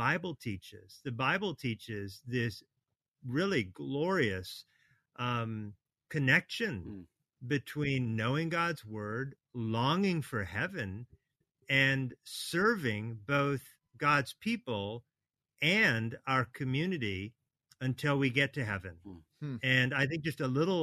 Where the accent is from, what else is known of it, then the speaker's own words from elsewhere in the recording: Oregon, United States; moved away as an adult; also born or lived in Hawaii / Washington, D.C. / Kentucky; now in Atlanta, United States; I was born in Hawaii, so aloha. And I grew up in Oregon, where it rains a lot.